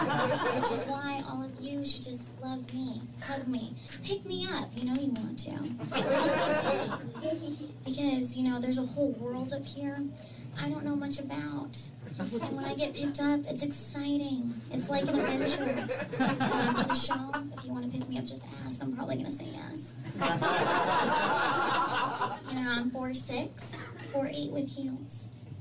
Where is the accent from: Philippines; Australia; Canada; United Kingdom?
Philippines; now in Los Angeles, United States; And I'm like, no, I'm Filipino.